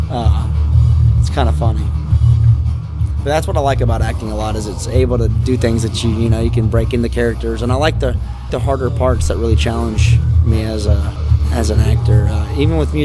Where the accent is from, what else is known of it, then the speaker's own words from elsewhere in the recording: Ocala, Florida, United States; in my town where I grew up in Florida, Ocala, Florida, right outside of it